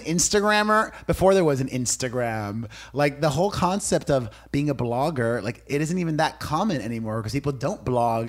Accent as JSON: {"language": "English", "town": "Miami", "region": "Florida", "country": "United States", "tie": "born or raised there", "said": "growing up in Miami, my Cuban immigrant parents taught me that it was all about hard work"}